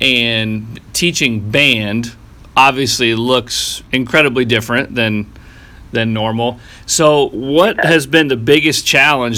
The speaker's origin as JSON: {"language": "English", "town": "Mount Vernon", "region": "Ohio", "country": "United States", "tie": "born or raised there", "said": "growing up at Mount Vernon."}